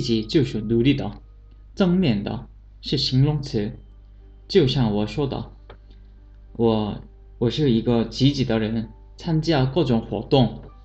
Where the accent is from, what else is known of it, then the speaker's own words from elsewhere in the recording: Busan, South Korea; Chinese is a second language; moved away; also born or lived in China; 来自韩国釜山